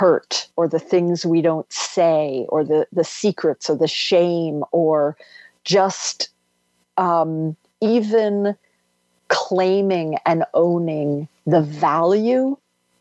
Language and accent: English; D.C., District of Columbia, United States; houses along the river where I grew up outside of Washington, D.C.